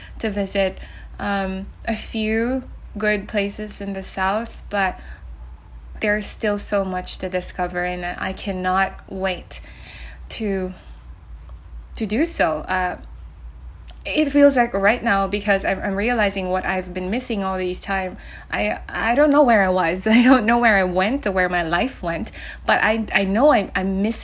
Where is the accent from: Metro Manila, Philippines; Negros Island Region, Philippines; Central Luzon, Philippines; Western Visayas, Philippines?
Negros Island Region, Philippines; San Carlos; moved away; I'm in my hometown right now in San Carlos City